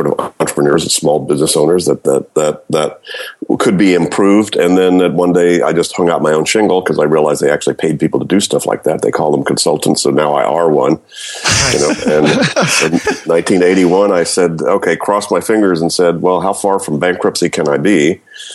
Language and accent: English; Louisiana, United States; moved away as an adult; also born or lived in Florida / Berkeley, California; I grew up in Louisiana, went to school in Florida, got into grad school in Berkeley